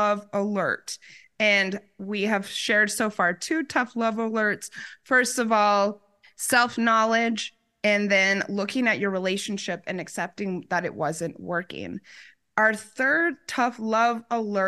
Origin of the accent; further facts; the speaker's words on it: Arizona, United States; also born or lived in New York; I'm from Arizona